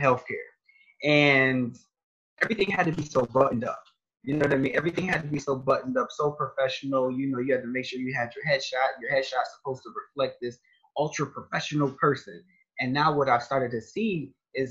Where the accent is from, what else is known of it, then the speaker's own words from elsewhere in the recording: Rochester, New York, United States; now in Ohio, United States; I'm from Rochester, New York.